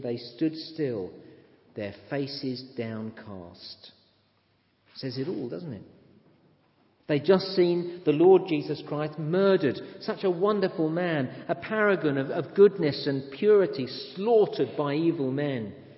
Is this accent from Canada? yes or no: no; England, United Kingdom; I am an Englishman